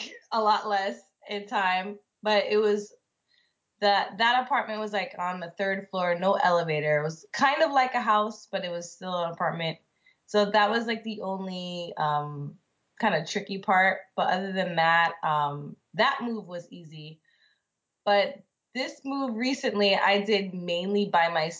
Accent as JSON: {"language": "English", "country": "United States", "also_born_or_lived": "Grenada", "moved": "as an adult", "lives_now": "Japan", "said": "I still don't really like my home country"}